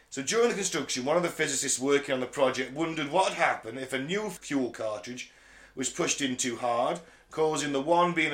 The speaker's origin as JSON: {"language": "English", "region": "North West England", "country": "United Kingdom", "said": "Cumbria. I'm from Cumbria."}